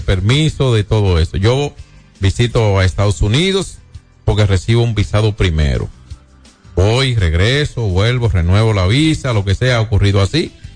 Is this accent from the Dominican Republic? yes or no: yes; Dominican Republic